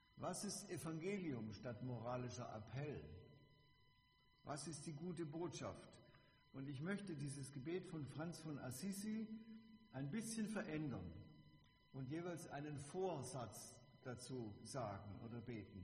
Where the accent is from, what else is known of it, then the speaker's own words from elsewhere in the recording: Bebenhausen, Baden-Württemberg, Germany; Ich komme aus Bebenhausen, da gibt es auch ein Zisterzienserkloster